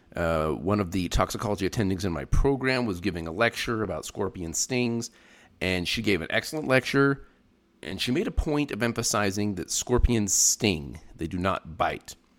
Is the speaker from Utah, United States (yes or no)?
yes; Utah, United States; moved away as an adult; also born or lived in Arizona; now in New Mexico, United States; I grew up in Utah